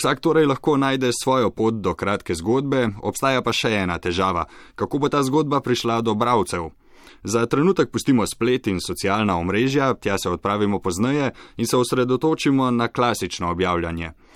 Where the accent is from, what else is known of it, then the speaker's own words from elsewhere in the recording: Slovenia; smo Slovenci